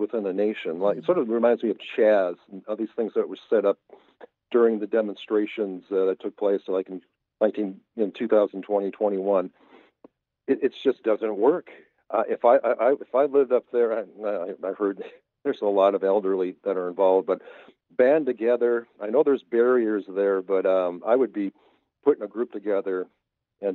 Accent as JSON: {"language": "English", "town": "Mercer", "region": "Wisconsin", "country": "United States", "tie": "born or raised there", "lives_now": "Wausau, United States", "said": "I grew up in Mercer"}